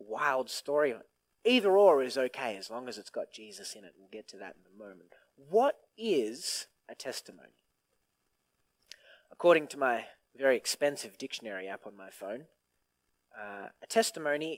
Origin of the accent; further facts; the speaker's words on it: Griffith, New South Wales, Australia; I was born and raised in Griffith, and I was always raised in church.